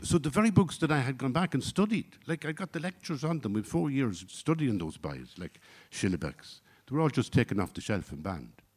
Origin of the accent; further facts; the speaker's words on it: Ireland; I come from Ireland of the sixties and seventies